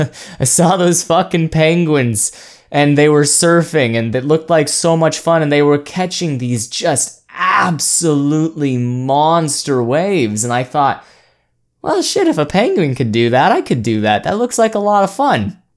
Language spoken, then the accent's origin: English; Oregon, United States; born there; I was born over in Oregon, right next to the ocean, so I kind of had it in my blood